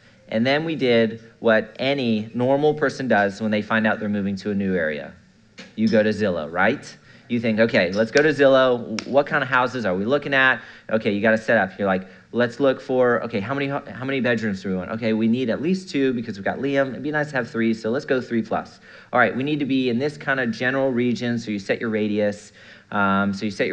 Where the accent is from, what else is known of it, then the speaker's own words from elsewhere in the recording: Melbourne, Florida, United States; I'm from Melbourne, Florida.